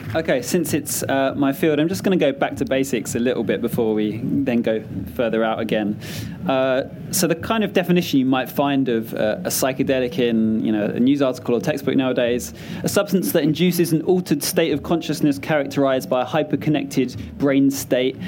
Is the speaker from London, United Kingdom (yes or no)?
yes; London, United Kingdom; I grew up in South London